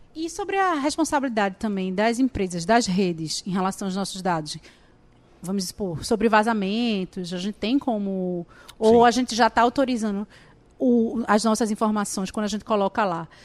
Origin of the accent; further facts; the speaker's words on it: Brazil; eu, como brasileira